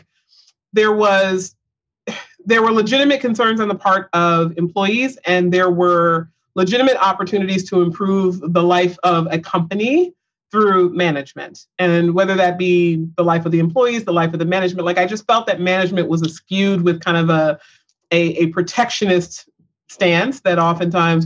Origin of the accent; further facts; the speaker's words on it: Pensacola, Florida, United States; I was born and raised in Pensacola, Florida